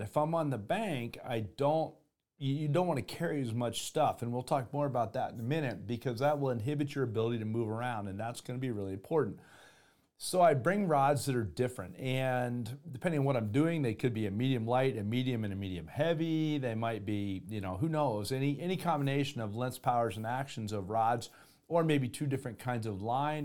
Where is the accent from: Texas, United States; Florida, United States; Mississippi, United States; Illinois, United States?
Florida, United States; moved away; also born or lived in Denver, Colorado; I grew up in Florida.